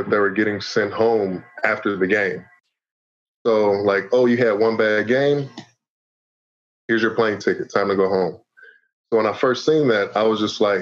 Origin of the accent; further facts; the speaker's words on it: Chicago, Illinois, United States; I'm a hometown kid. I'm from Chicago. Played high school basketball here.